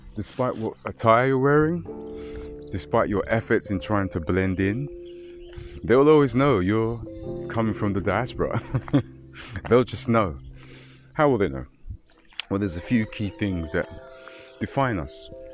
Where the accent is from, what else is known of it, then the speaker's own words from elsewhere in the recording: London, United Kingdom; moved away as an adult; myself born and raised in London